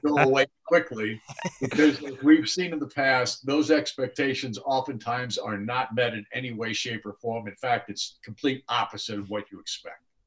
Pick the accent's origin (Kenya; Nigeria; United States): United States; Mendota, Illinois; moved away as an adult; Mendota, Illinois, which is my hometown, or at least the town I was born